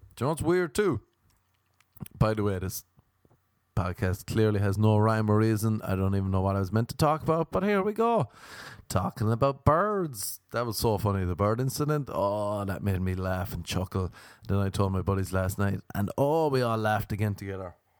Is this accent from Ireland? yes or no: yes; Ireland; now in Los Angeles, United States; growing up in Ireland